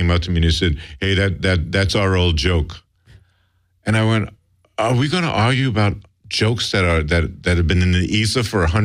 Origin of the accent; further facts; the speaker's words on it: New York City, New York, United States; moved away as an adult; I grew up in New York City